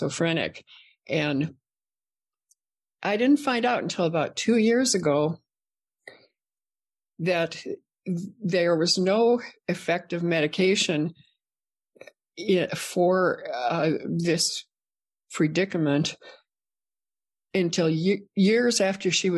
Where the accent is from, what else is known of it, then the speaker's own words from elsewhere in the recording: Minnesota, United States; I grew up in Minnesota